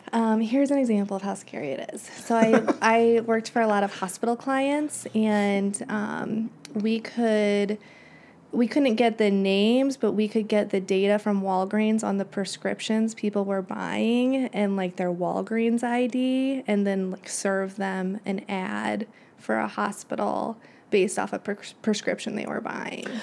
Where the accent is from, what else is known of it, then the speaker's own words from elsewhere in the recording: Springfield, Illinois, United States; moved away as an adult; also born or lived in Champaign, Illinois / New York City / Bolingbrook, Illinois; I am from Springfield, Illinois. That's where I grew up